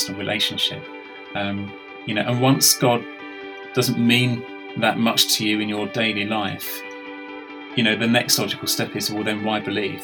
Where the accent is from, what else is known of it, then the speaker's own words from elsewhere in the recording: London, United Kingdom; accent: English; moved away as an adult; now in Swindon, United Kingdom; But I was brought up in London, in the east side of London, a place called Raynham